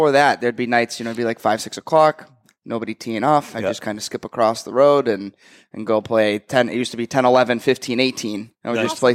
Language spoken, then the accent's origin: English; Litchfield, New Hampshire, United States; moved away as an adult; also born or lived in New Jersey; grew up in Litchfield, moved to New Jersey for a couple of years, moved back to Litchfield in like fourth grade and stayed there through high school.